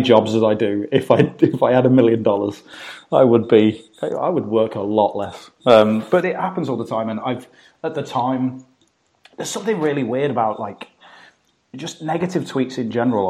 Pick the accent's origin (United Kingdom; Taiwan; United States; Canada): United Kingdom; as a British person, as an outsider looking into America